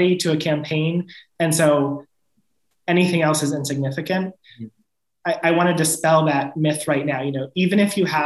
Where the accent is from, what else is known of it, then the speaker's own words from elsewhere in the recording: New York's 21st congressional district, United States; Elise Stefanik, who represents my hometown